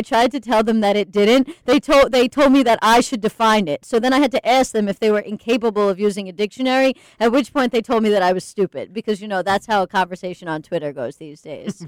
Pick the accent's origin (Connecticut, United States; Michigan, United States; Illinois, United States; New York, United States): New York, United States; Long Island; moved away as an adult; I am from Long Island